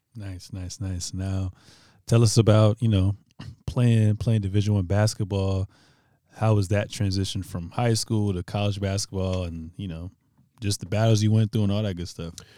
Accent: Virginia, United States; I'm from Virginia

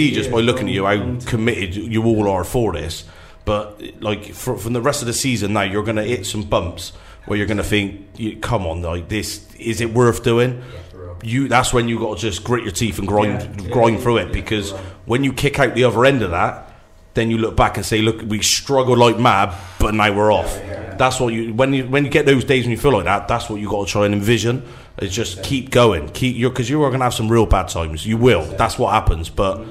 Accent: Oldland Common, South West England, United Kingdom; Oldland Common.

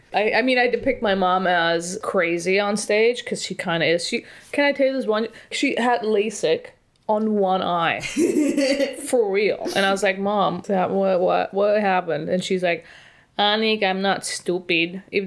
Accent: Paris, Île-de-France, France; French. I was born in Paris.

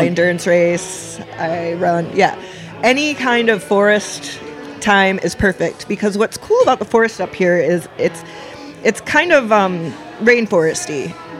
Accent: Traverse City, Michigan, United States; now in Marquette, United States; I grew up in Traverse City.

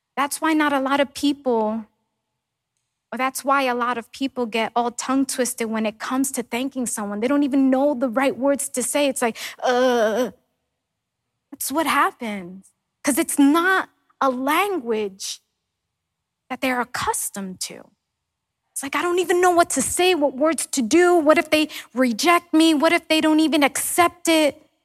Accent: New York, United States; moved away; growing up in New York

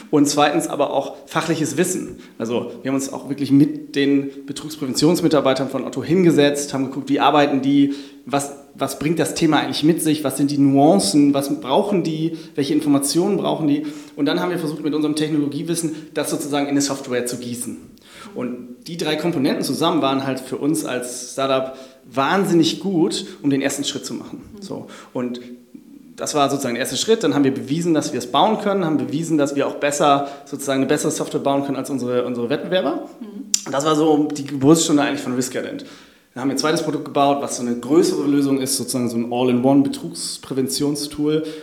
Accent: Hamburg, Germany; ich habe mich äh, sozusagen als Hamburger auch damit auseinandergesetzt

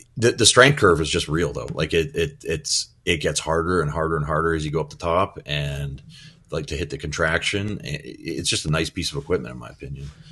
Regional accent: Midwest, United States; I'm from the Midwest too, so I can say pop. We, we, I grew up with pop

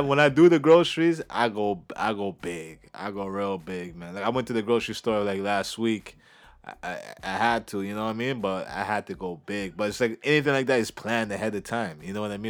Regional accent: Canada; as a Canadian

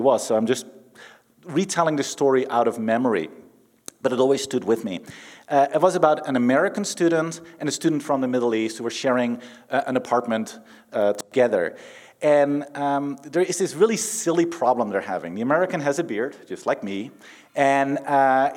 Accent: Netherlands; moved away; I'm from the Netherlands

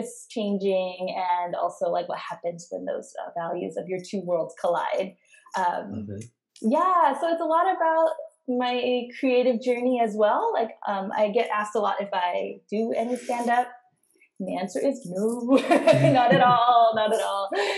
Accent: Monterey, California, United States; born there; Like Yumi, I was born in the United States to immigrant parents. My parents immigrated in the 70s, and my dad was in the U.S. Army. And I was actually born on a base. I was born in Monterey, California in 1980.

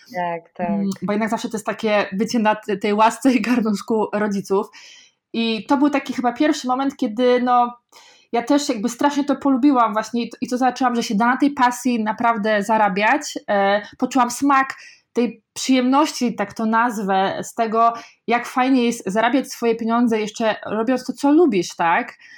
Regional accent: Kozienice, Masovian Voivodeship, Poland; now in Warsaw, Poland; najpierw wychowałam się w ogóle takiej bardzo małej, ma, małej wsi przez pierwsze 10 lat życia, potem niedaleko e, dalej przeprowadziliśmy się do, pod małe miasteczko też yy, Kozienice, Mm, ja nie mieszkałam w samych Kozienicach, tuż pod Kozienicami

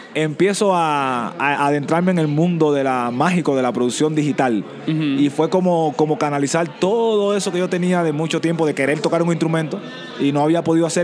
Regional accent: Santiago de Cuba, Cuba; soy santiaguero. Yo no, no nací en La Habana, en la capital cubana, nací en el oriente del país

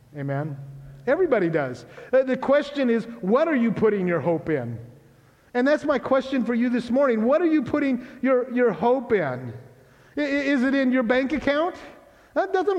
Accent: Grays Harbor, Washington, United States; I grew up in Grace Harbor

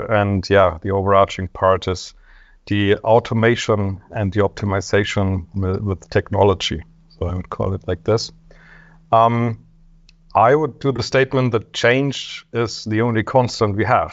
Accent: Germany; I'm from Germany

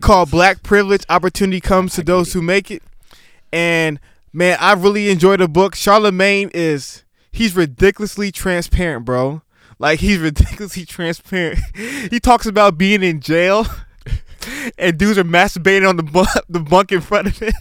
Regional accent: New York City, New York, United States; I was born in Staten Island, New York, but both my parents are Nigerian

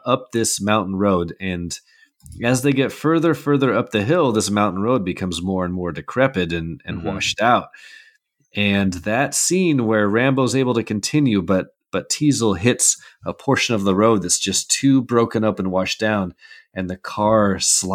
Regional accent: Pacific Northwest, United States; I grew up in the Pacific Northwest. I've lived here my whole life.

